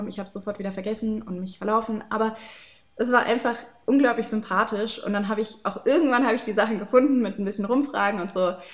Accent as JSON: {"language": "German", "region": "Baden-Württemberg", "country": "Germany", "said": "ich komme aus Baden-Württemberg, da sollte ich dann Kernfächer wählen wir haben in Baden-Württemberg einige Vorgaben"}